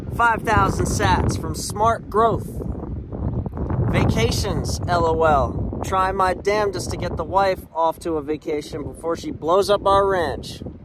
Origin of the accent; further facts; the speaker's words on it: Philadelphia, Pennsylvania, United States; I'm from Philly. Shout out to the 215. I'm a long way from home.